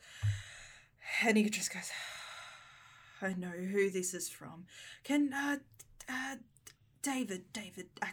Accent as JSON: {"language": "English", "region": "Tasmania", "country": "Australia", "said": "I'm from Tassie"}